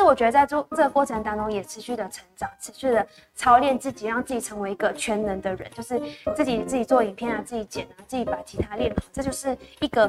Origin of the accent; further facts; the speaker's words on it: Malaysia; now in Taiwan; 然后我来自马来西亚，然后是 Sophia 的乡这样子。